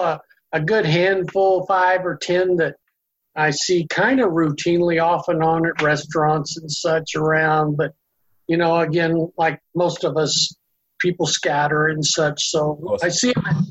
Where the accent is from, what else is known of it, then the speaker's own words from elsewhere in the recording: Lexington, Missouri, United States; moved away as an adult; I'm up from a little town called Lexington, Missouri, near outside of Kansas City in the heart of the United States